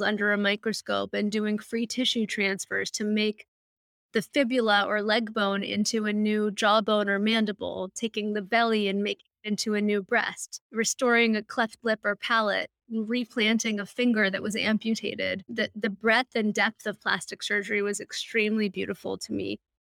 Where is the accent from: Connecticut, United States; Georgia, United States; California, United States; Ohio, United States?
California, United States; Malibu; I grew up in Malibu, California, down the street from the old Getty Museum